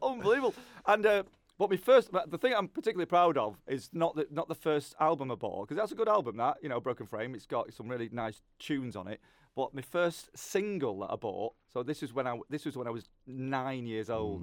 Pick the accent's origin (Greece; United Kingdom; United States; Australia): United Kingdom; Lancashire, North West England; I'm from Lancashire, but I feel like I'm a bit Yorkshire.